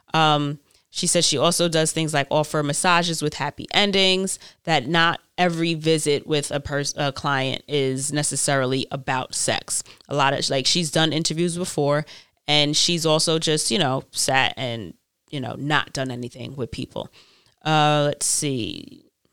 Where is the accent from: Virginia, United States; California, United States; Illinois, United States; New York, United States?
New York, United States; I'm from New York and there's a million different types of people here